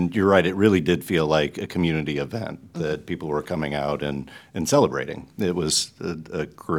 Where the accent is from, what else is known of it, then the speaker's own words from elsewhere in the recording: Cedar Rapids, Iowa, United States; I grew up in Cedar Rapids